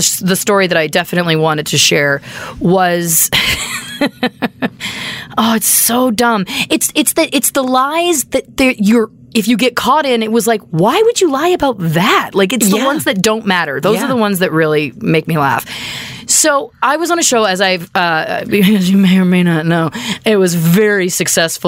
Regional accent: Canada; We're from Canada.

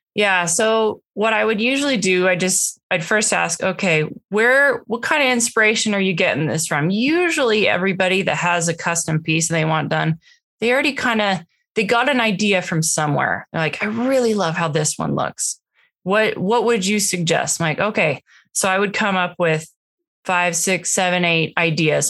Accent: Washington, United States; moved away as an adult; now in Utah, United States; we grew up in Washington state.

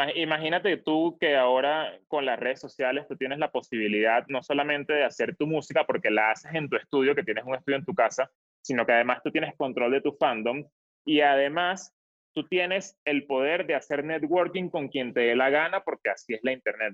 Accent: Venezuela; moved away; desde que salí de Venezuela

